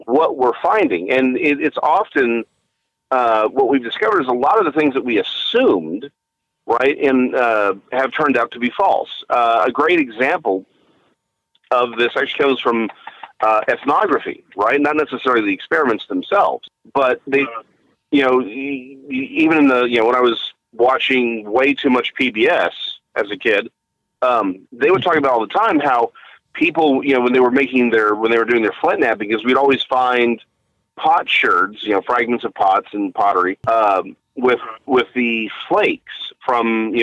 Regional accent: DeSoto, Texas, United States; also born or lived in Nacogdoches, Texas; now in Waxahachie, United States; I am out of Waxahachie now, but I grew up in DeSoto

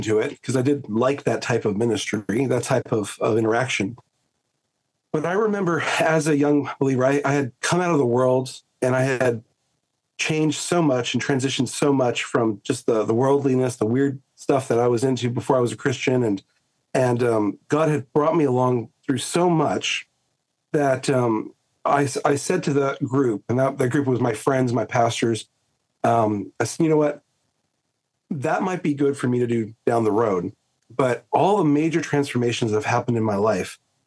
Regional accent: Southern California, United States; moved away as an adult; now in Australia; I grew up, I'm a SoCal boy, Southern California, and raised in an unbelieving home

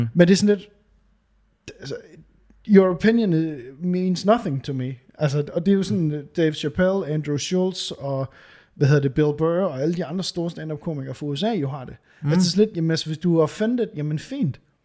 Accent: Varde, Southern Denmark, Denmark; moved away; da jeg boede i, hos mine forældre. Altså, det, det er måske 15 år siden. Ja. Hjemme i Varde

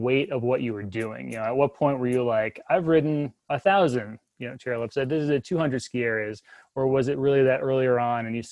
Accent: Connecticut, United States; my home state

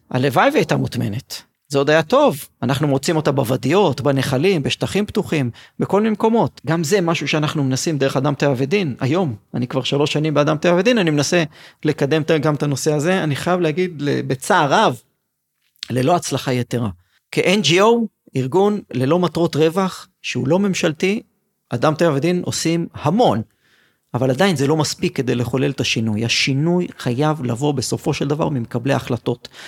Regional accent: Migdal HaEmek, Northern District, Israel; אני בעצמי גדלתי את ילדותי, ביליתי בעיירת פיתוח, במגדל העמק. וכשהייתי בן עשר עברנו למושב

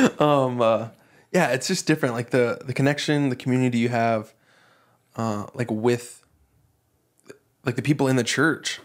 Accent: Texas, United States; moved away as an adult; now in Hawaii, United States; growing up in Texas

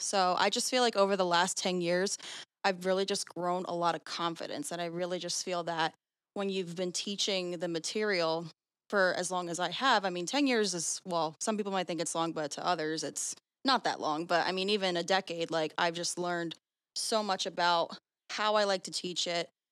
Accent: Sewell, New Jersey, United States; I'm from Sewell, New Jersey

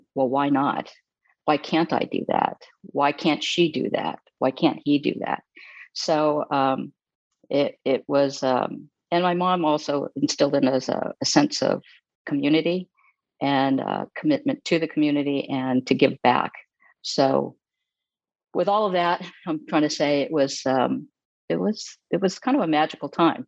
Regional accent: Los Angeles, California, United States; growing up in Los Angeles with a very interesting family

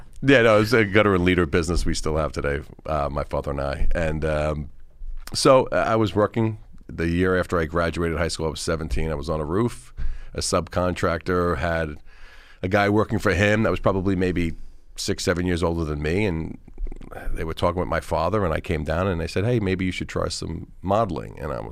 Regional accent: Oakdale, New York, United States; So I'm like from Oakdale originally, and you know, I'm from here, and I was just a normal guy

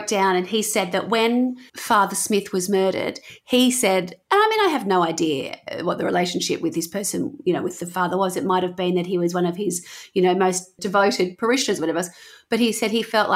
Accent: Wollongong, New South Wales, Australia; growing up in Wollongong, we had the Bulleye Rave Fest

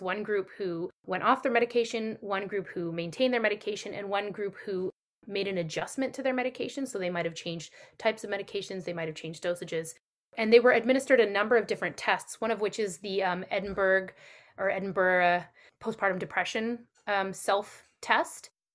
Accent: Canada; I'm Canadian

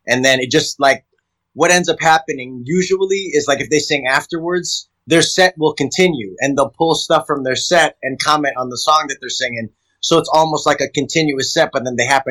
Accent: Chicago, Illinois, United States; moved away; I grew up in Chicago

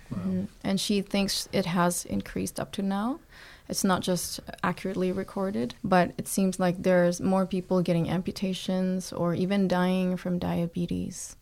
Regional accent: Philippines; moved away as an adult; also born or lived in Toronto, Canada; now in Canada; I was born in the Philippines, and then I moved to Toronto when I was twenty-seven, twenty-eight years old

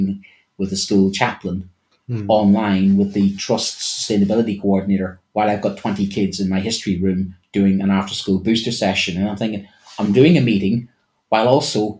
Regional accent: Ireland; me as an Irishman

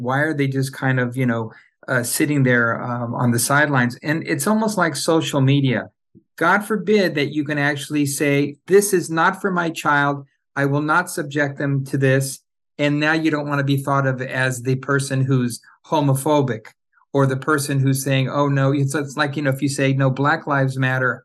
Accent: Orange County, Southern California, United States; now in Los Angeles, United States; I grew up in Southern California, Orange County to be, uh, you know, uh, more specific.

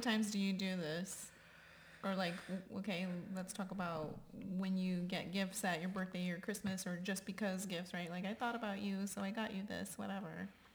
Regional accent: Texas, United States; I always say generation Texan

